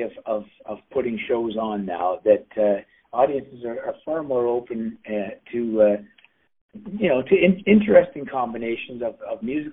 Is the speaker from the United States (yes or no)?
no; Canada; I'm a Canadian